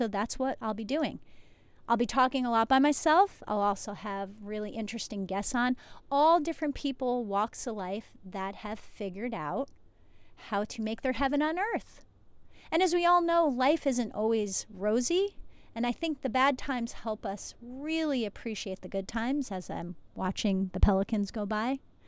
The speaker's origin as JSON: {"language": "English", "region": "New Jersey", "country": "United States", "said": "because I've lived a lot of different places, I'm from New Jersey originally"}